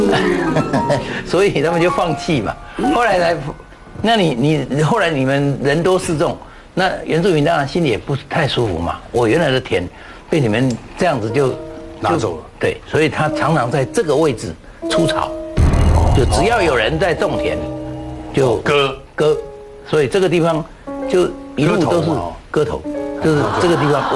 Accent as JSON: {"language": "Chinese", "town": "Jiaoxi", "region": "Yilan County", "country": "Taiwan", "tie": "born or raised there", "moved": "yes", "said": "因为我要回到宜兰驾驶，我的老家在那里"}